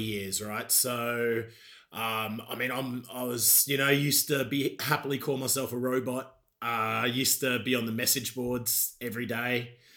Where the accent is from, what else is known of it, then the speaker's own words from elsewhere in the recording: Queensland, Australia; moved away as an adult; now in United Kingdom; I'm from a proper bogan Australia, mate. I'm from Queensland